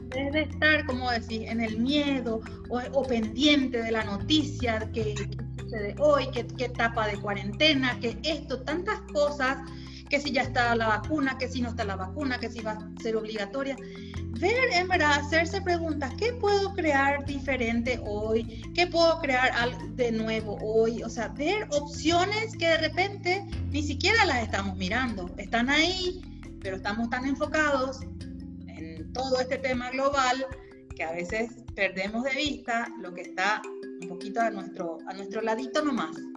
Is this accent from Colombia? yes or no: no; Paraguay; de Paraguay